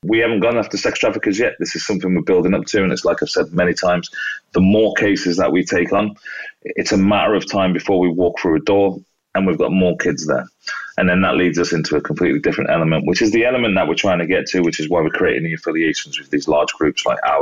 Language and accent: English; United Kingdom; being British